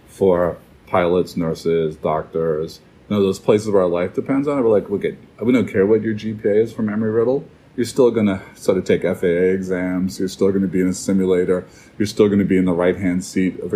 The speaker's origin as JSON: {"language": "English", "region": "New Hampshire", "country": "United States", "said": "here in my home state of New Hampshire"}